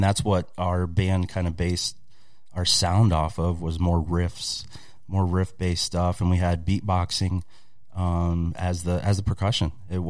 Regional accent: Monroe, Michigan, United States; also born or lived in Tennessee; I grew up here in Michigan, and actually right here in Monroe, the great county of Monroe, Michigan.

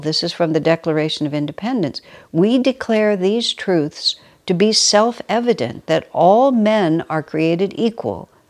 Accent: United States; first language English; I was born and raised in America, only speak English, and have only lived in this country

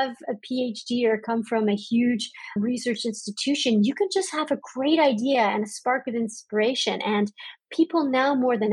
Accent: Canada; my home country of Canada

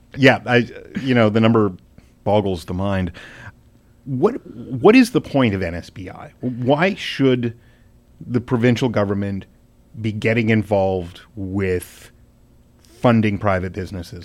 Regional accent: Edmonton, Alberta, Canada; I'm from Edmonton

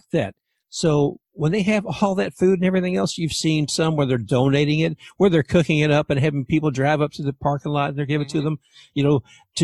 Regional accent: Louisville, Kentucky, United States; now in Tampa, United States; I'm actually from Louisville, Kentucky originally. I live in Tampa now

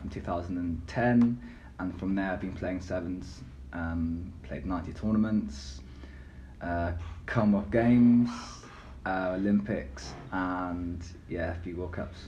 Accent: Gloucester, South West England, United Kingdom; also born or lived in Bristol; my hometown, Gloucester Academy

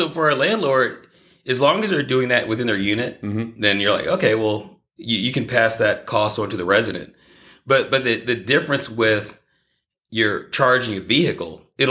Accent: Houston, Texas, United States; I grew up in Houston, Texas.

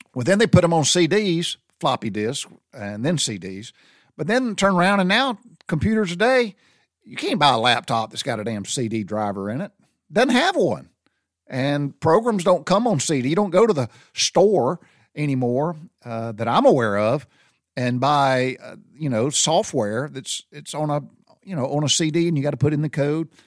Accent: the South, United States; growing up in the South

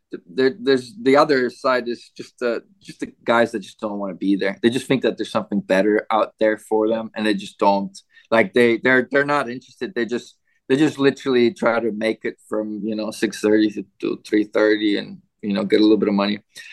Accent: Canada; I was surprised coming from Canada

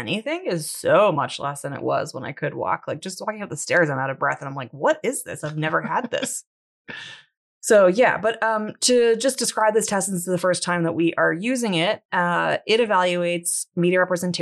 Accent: Canada; my Frenchness as a Canadian.

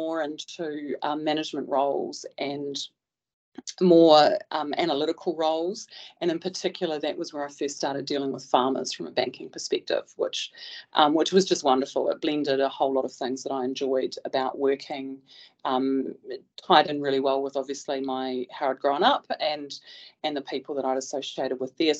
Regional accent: West Coast, New Zealand; moved away as an adult; I'm a dairy farmer's daughter from the West Coast.

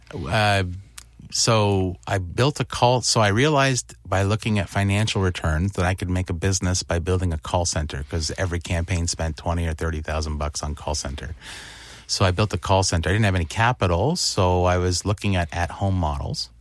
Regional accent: Windsor, Ontario, Canada; I grew up in Windsor

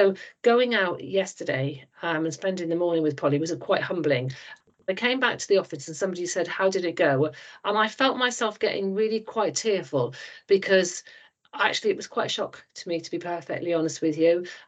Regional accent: Porthcawl, Wales, United Kingdom; accent: Welsh; moved away as an adult; I was brought up in a place called Porthcawl, which is between Cardiff and Swansea on the coast

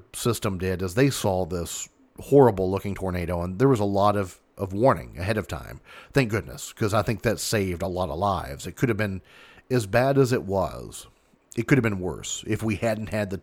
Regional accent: Mayfield, Kentucky, United States; Even though I live south of that, I call that my hometown because that's where my high school was at.

